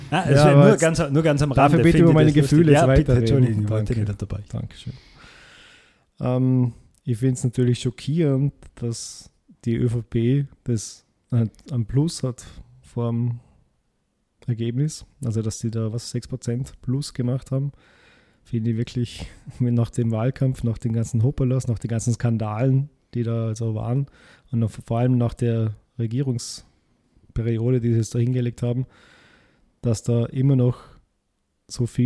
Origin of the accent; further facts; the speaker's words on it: Vorarlberg, Austria; kannst du kein guter Österreicher sein. Gerade als Vorarlberger ist ja